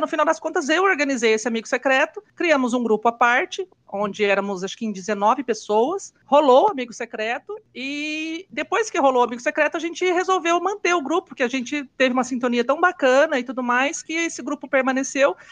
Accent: Londrina, Paraná, Brazil; eu sou de Londrina, no Paraná

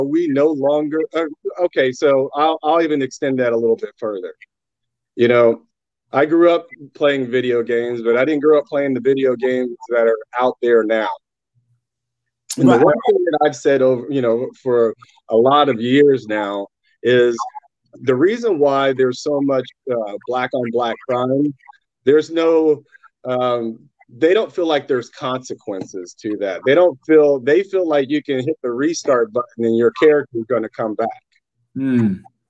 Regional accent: Indiana, United States; I'm from Indiana

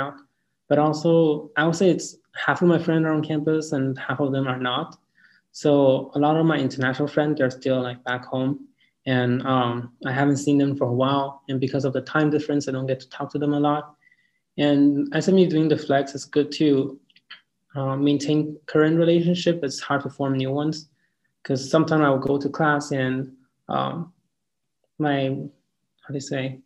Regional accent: Yaoundé, Centre, Cameroon; moved away; also born or lived in Dallas; I'm originally from Yaoundé, Cameroon, which is located in Central Africa.

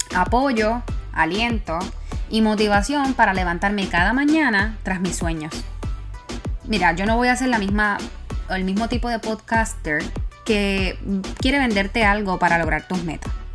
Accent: Puerto Rico; moved away; como Boricua fuera de la isla

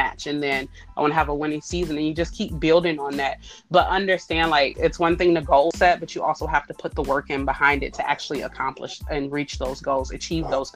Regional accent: Ohio, United States; I'm from Ohio

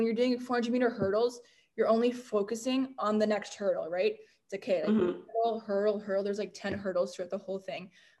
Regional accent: North Vancouver, British Columbia, Canada; Vancouver. That's where I'm from. I'm like, yeah, born and raised in North

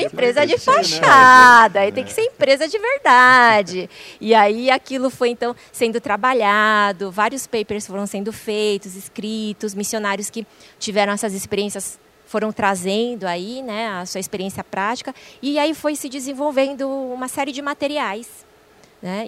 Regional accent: Brazil; eu já sou brasileira, nasci aqui

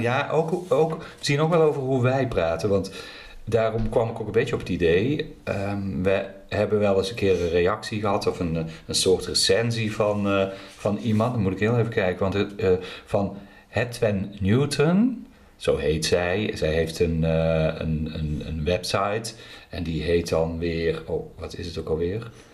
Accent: Netherlands; accent: zachte G; ik verberg mijn zachte G niet.

